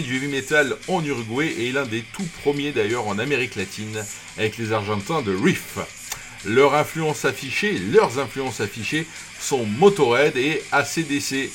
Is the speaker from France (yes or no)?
yes; Toulon, Provence-Alpes-Côte d'Azur, France; accent: Toulonnais; mon accent toulonnais